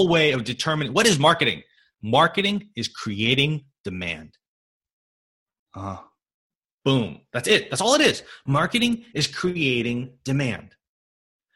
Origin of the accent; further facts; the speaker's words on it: California, United States; I'm from California